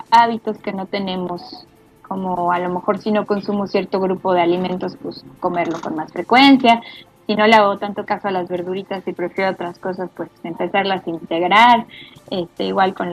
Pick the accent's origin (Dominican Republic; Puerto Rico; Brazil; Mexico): Mexico; porque soy, además a soy mí mexicana.